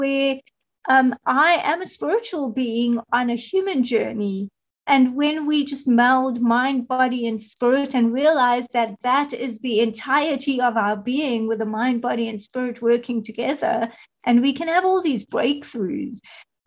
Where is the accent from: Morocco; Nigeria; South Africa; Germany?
South Africa; I am from South Africa